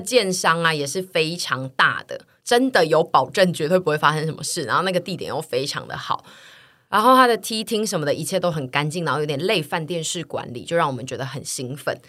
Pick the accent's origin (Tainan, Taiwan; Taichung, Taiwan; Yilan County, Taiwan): Tainan, Taiwan; moved away; 我是台南来的，所以我真的没有办法租小空间